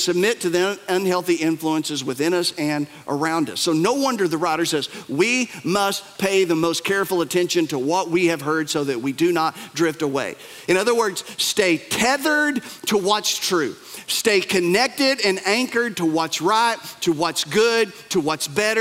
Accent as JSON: {"language": "English", "region": "Appalachia", "country": "United States", "said": "we're from the Bible Belt. We're from Appalachia. We're from the mountains"}